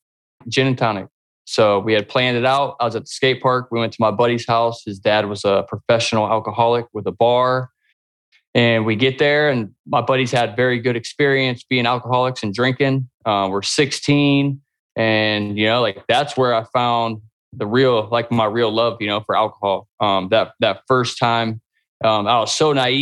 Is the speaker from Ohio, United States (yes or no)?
yes; Akron, Ohio, United States; I was born and raised here in Kenmore